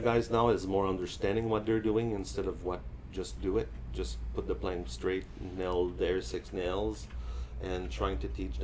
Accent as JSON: {"language": "English", "town": "Montreal", "region": "Quebec", "country": "Canada", "also_born_or_lived": "Edmonton", "second_language": "English", "moved": "as an adult", "lives_now": "Vancouver, Canada", "said": "I'm from Montreal originally, came here in 1989 to learn English."}